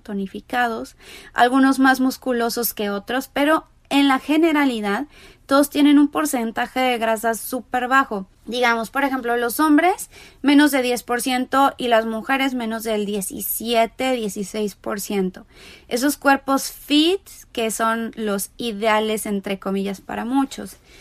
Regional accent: Mexico; now in Los Angeles, United States; soy mexicana, vivo en Los Ángeles, California

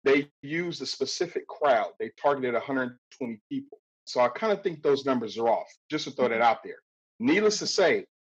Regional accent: Compton, California, United States; growing up in Compton

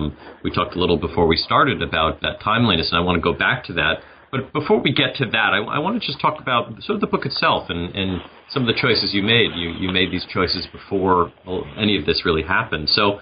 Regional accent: New York City, New York, United States; born or raised there

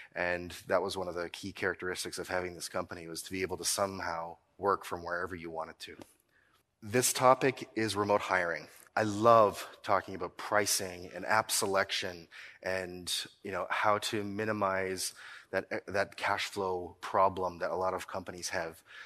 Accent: Nova Scotia, Canada; I'm from Nova Scotia

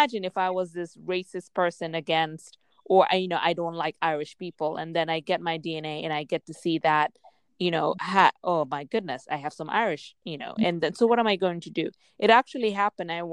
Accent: Gambia; moved away; I grew up in Gambia

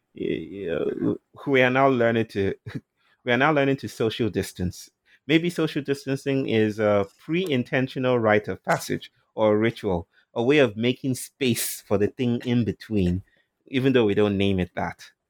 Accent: Nigeria; moved away; I'm from Nigeria

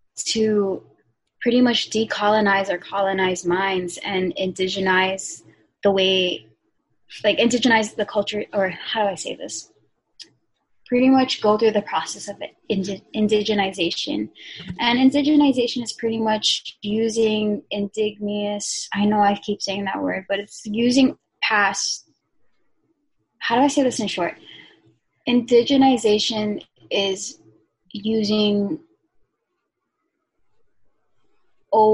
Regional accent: Hawaii, United States; I was born and raised in the United States, but I'm still Filipina

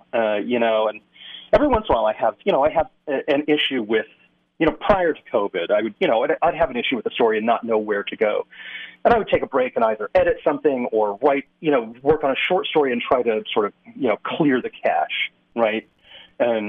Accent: Western Massachusetts, United States; moved away; also born or lived in California / Idaho; I grew up in Western Massachusetts

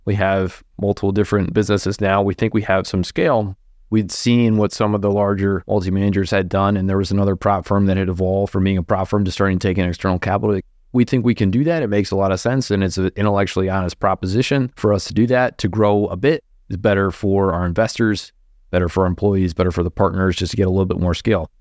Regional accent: East Coast, United States; now in Minnesota, United States; an East Coast person married to someone from Minnesota

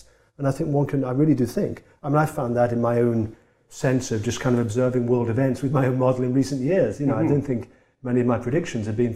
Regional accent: Tipton, West Midlands, United Kingdom; moved away; in the area I grew up in England. I'm from a town that not many of us got out of. I'm from a town called Tipton

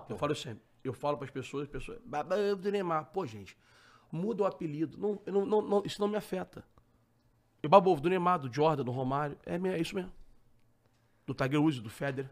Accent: Rio de Janeiro, Brazil; eu sou carioca

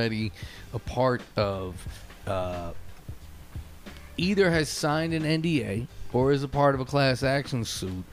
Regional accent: United States; I'm an American

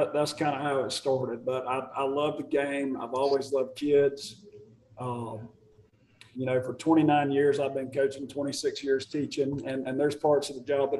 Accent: Marietta, Georgia, United States; I'm from Marietta

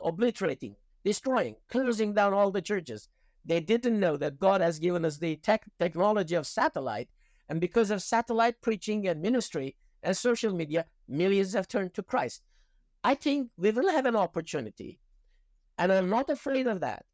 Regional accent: Iran; moved away; When I was growing up in Iran

